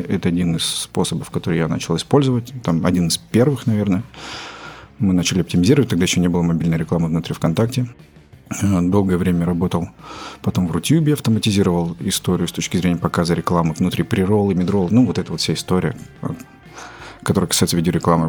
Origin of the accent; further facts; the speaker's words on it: Belgorod, Belgorod Oblast, Russia; moved away as an adult; also born or lived in Kazakhstan; now in Moscow, Russia; Родился я в Казахстане, в какой-то момент переехал в город Белгород, отучился там э, в школе